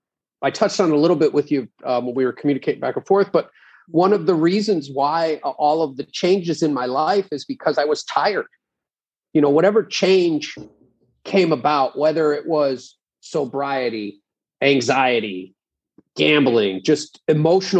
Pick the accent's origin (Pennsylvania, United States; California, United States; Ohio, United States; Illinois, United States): Pennsylvania, United States; moved away as an adult; also born or lived in Arizona; we're from Pennsylvania.